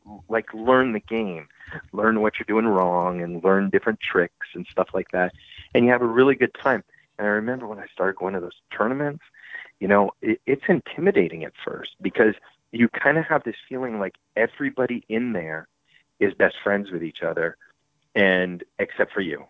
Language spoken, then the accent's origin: English; Montreal, Quebec, Canada; moved away; also born or lived in North Carolina; I'm from Montreal in Canada